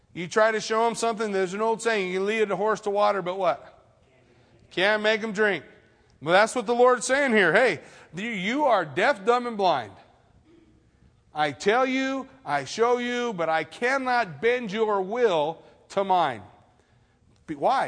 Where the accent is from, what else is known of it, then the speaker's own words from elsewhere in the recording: United States; I'm American.